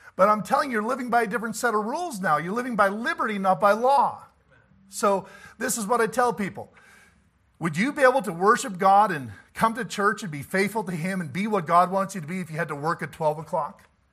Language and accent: English; about forty-five minutes from Morris, Manitoba, Canada; Morris, Manitoba, about forty-five minutes from my hometown